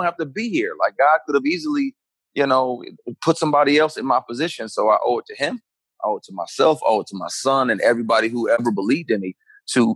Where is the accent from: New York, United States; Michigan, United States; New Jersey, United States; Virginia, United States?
Michigan, United States; Flint; also born or lived in Detroit, Michigan / Pontiac, Michigan / Ann Arbor, Michigan; Born in Detroit, grew up in Flint, Michigan